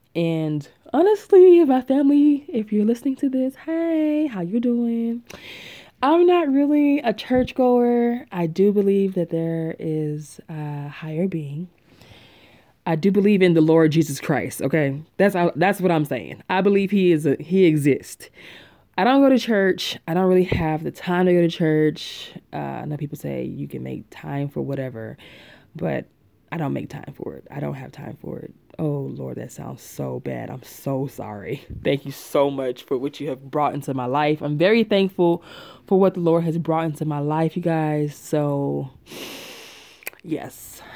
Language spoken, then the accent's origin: English; Chattanooga, Tennessee, United States; moved away as an adult; now in Atlanta, United States; I'm from Chattanooga, Tennessee.